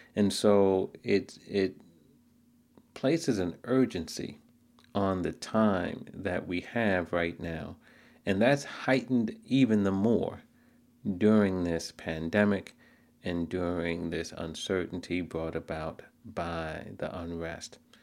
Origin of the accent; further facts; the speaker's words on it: New York City, New York, United States; I grew up in Queens, not too far from Shea Stadium.